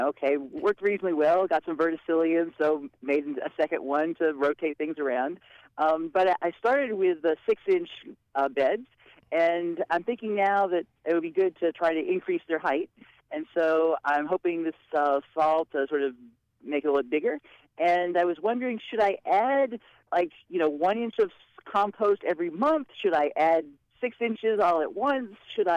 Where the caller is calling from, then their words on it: State College, Pennsylvania, United States; Very good. I'm calling from State College.